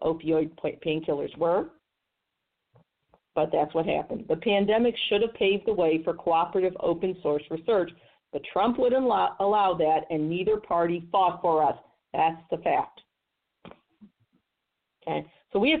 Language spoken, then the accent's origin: English; Missouri, United States; here in my home state of Missouri